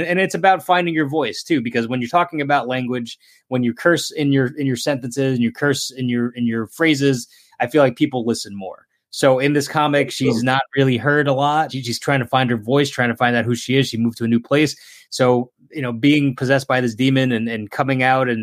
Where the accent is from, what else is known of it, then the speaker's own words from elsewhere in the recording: New Jersey, United States; now in Connecticut, United States; I'm living in Connecticut currently, but I am from New Jersey